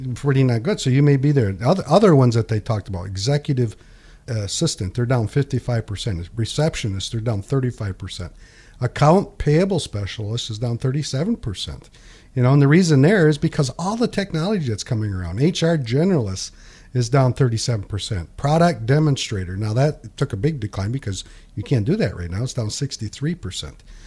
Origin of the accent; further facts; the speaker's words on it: Pinconning, Michigan, United States; When I was a kid and I grew up in Pinkani, there's a bowling alley here called White's Bowling Alley